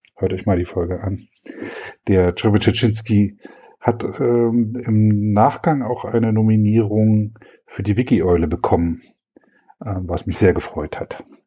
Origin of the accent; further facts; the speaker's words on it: East Germany, Germany; Ich bin in der DDR aufgewachsen